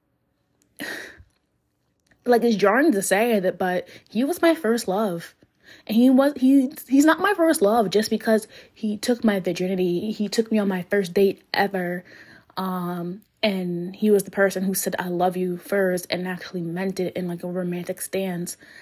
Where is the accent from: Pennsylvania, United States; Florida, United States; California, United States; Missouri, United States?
Pennsylvania, United States; Philadelphia; I'm from Philly. I'm just gonna say I'm I'm from Philly because I'm only like two minutes away from West Philadelphia.